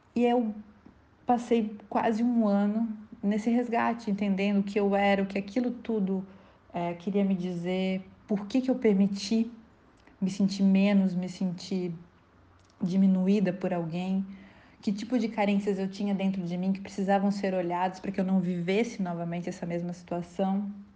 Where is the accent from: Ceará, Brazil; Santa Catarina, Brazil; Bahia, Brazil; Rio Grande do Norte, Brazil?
Santa Catarina, Brazil; moved away as an adult; also born or lived in São Paulo; voltei para Santa Catarina, que é no meu estado natal